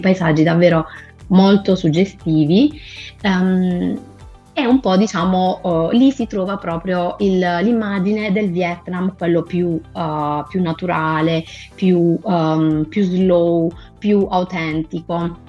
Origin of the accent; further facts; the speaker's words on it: Alberobello, Apulia, Italy; Sono pugliese di Albero Bello